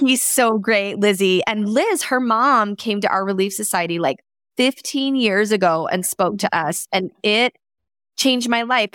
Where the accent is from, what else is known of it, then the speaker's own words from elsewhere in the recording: Canada; I was born in Canada